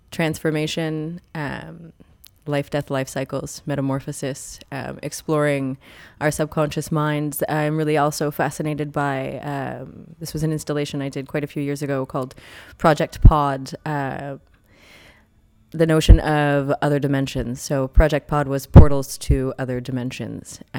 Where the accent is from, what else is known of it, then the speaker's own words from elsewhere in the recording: Omemee, Ontario, Canada; Uh, Omemee, Ontario.